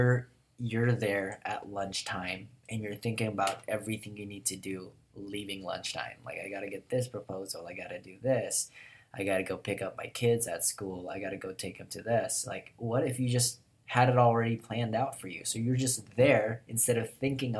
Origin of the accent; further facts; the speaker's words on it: Tucson, Arizona, United States; That's where I'm from, guys. Not Phoenix. I'm from Tucson, but very similar